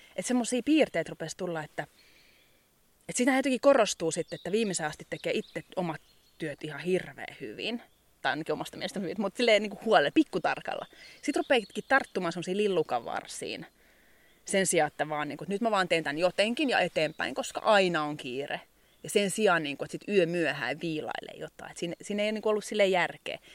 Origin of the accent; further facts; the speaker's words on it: Kirkkonummi, Uusimaa, Finland; moved away as an adult; also born or lived in Helsinki / England / Muonio; now in Ylläsjärvi, Finland; Mä oon kirkkonumelta alun perin kotoisin. Se on lähellä Helsinkiä.